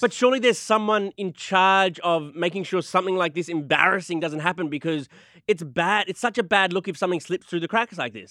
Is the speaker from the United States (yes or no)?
no; Australia; I'm, I'm from Australia